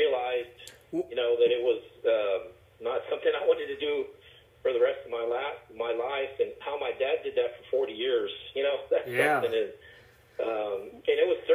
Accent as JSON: {"language": "English", "town": "San Antonio", "region": "Texas", "country": "United States", "tie": "born or raised there", "said": "I grew up in San Antonio"}